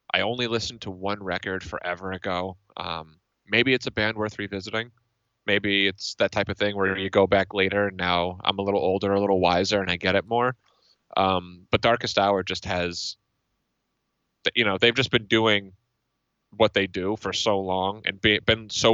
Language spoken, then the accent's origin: English; Northeast, United States; I'm from the Northeast